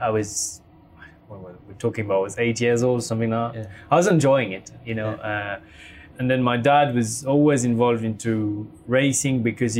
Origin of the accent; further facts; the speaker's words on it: Geneva, Switzerland; also born or lived in France; So I was born in Switzerland, Swiss parents, I was Swiss.